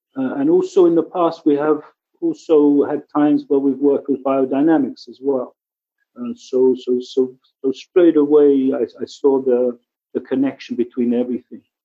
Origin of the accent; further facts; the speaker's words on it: England, United Kingdom; also born or lived in Kibbutz Lotan, Israel; now in Israel; I'm originally from England, you can maybe hear from my accent. I've been here about 33 years